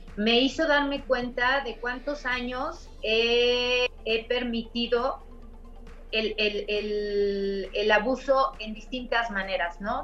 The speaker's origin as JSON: {"language": "Spanish", "region": "Mexico City", "country": "Mexico", "tie": "born or raised there", "said": "soy de la Ciudad de México, eh, crecí en las orillas de la Ciudad de México"}